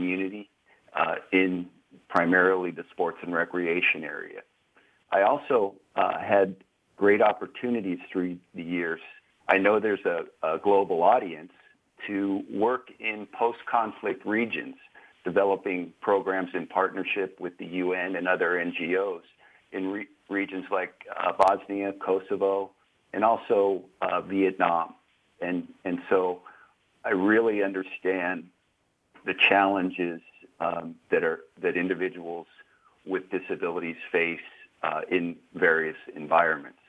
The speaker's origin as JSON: {"language": "English", "region": "Southern California", "country": "United States", "tie": "born or raised there", "said": "my life started out in Southern California"}